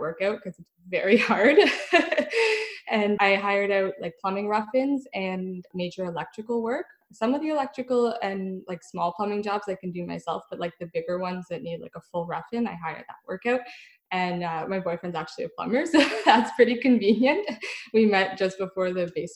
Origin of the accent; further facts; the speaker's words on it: Ottawa, Ontario, Canada; I'm from Ottawa